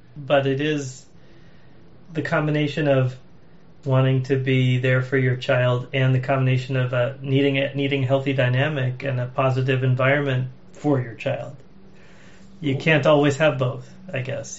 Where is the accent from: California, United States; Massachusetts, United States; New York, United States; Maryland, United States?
Massachusetts, United States; Arlington; I grew up in Arlington, Mass.